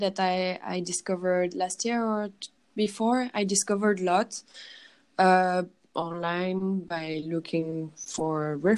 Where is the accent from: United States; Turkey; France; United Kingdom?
France; Paris, Île-de-France; English is a second language; moved away as an adult; now in Berlin, Germany; I'm from Paris. I grew up in Paris, but I'm Polish from my family